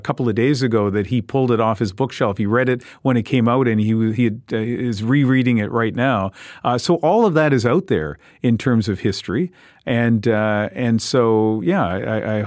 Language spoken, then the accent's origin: English; Moncton, New Brunswick, Canada